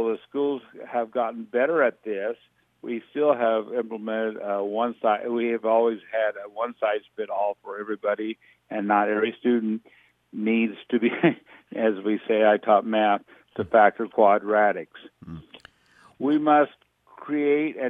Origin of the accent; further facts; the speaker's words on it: Atlantic, Iowa, United States; also born or lived in Tabor, Iowa / Loudon, Iowa / Red Oak, Iowa; I grew up as a Southwest Iowa kid, growing up in Tabor and then Atlantic.